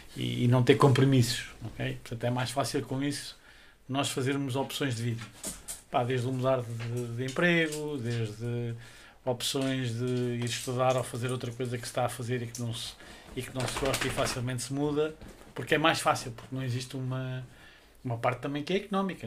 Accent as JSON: {"language": "Portuguese", "town": "Covilhã", "region": "Centro", "country": "Portugal", "tie": "born or raised there", "moved": "yes", "lives_now": "Lisbon, Portugal", "said": "nós vinhamos da Covilhã, portanto tínhamos que vir e emigrar"}